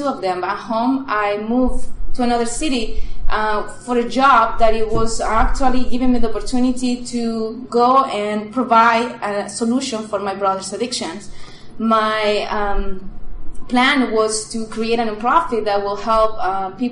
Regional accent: Chile; English is a second language; moved away as an adult; now in United States; I'm originally from Chile. I moved here to the U.S.

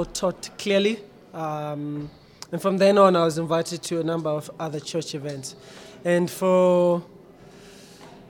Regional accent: Tembisa, Gauteng, South Africa; moved away; also born or lived in Kempton Park; I grew up in Tembisa, so we are from the same township. Spent some time in Kempton Park as well, but mostly in Tembisa.

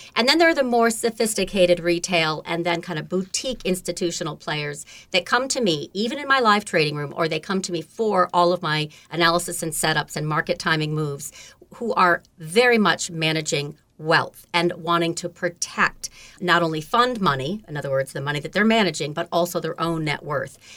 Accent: Beekmantown, New York, United States; also born or lived in Lake Placid, New York; I was born in Lake Placid, New York, and grew up on a farm in Beekman Town

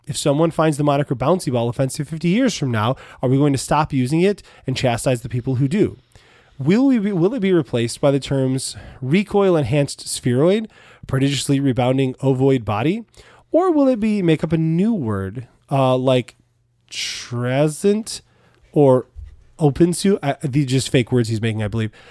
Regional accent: United States; we're from America

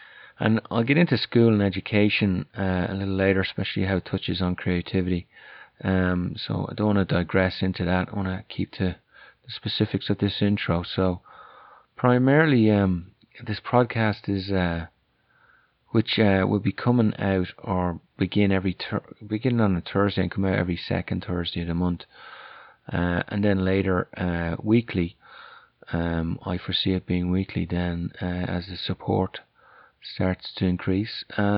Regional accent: Ireland; accent: Irish; also born or lived in France; now in United States; And as you can probably guess from my accent, I'm Irish, although that'd probably be debated back in Ireland.

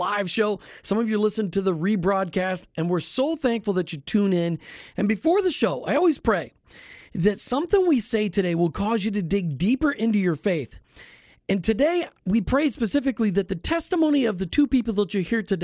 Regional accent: Minnesota, United States; moved away; also born or lived in Florida; I'm not from Texas. I'm from Minnesota

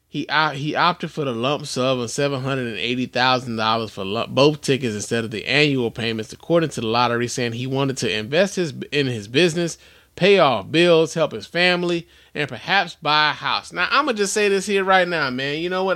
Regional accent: Chicago, Illinois, United States; as a Chicagoan

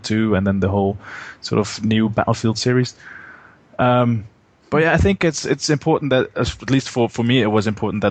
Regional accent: Netherlands; I am from the Netherlands.

